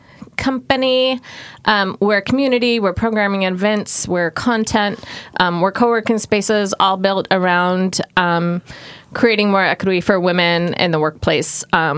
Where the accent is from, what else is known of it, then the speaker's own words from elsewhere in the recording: Portland, Oregon, United States; also born or lived in Southern California / Miami; I come from Southern California originally, but have born in Southern California, raised in Portland, moved around many times. Lived in Miami for a year